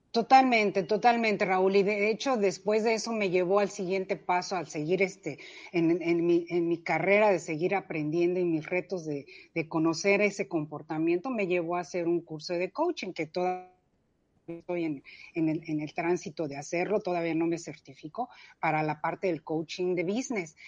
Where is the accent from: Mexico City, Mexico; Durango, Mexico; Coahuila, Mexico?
Mexico City, Mexico; nací, crecí en la Ciudad de México